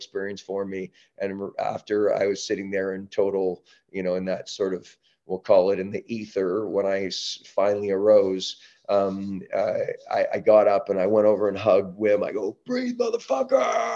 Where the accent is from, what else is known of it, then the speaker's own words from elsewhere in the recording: Canada; also born or lived in Southern California; now in San Diego, United States; I'm from Canada. We don't live in echo chambers as much up there